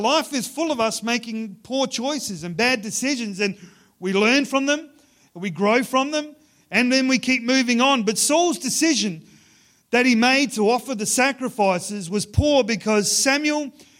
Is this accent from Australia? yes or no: yes; Ceduna, South Australia, Australia; I grew up in Ceduna. It's about a day's drive from Ceduna to Adelaide.